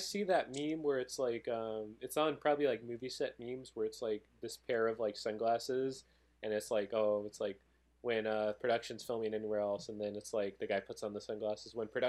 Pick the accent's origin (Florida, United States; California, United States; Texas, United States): California, United States; Pomona; also born or lived in East Los Angeles, California / Whittier, California; I grew up here in Pomona. Maybe I was like born in Pomona, moved to East LA, moved to Whittier.